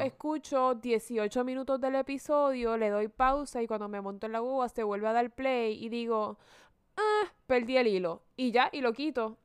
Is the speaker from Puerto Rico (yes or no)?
yes; Puerto Rico; yo siendo puertorriqueña